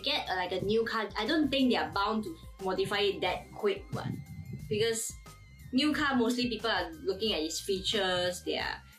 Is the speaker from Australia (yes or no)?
no; Malaysia; Is it not obvious enough we are from Malaysia?